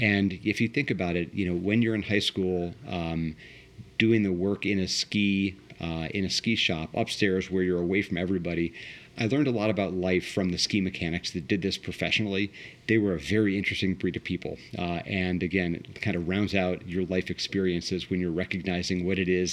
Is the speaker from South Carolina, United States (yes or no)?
no; Washington, District of Columbia, United States; also born or lived in Potomac, Maryland; now in Columbus, United States; I grew up in the Washington, D.C. area. I was born in Northwest D.C., graduated high school in Potomac, Maryland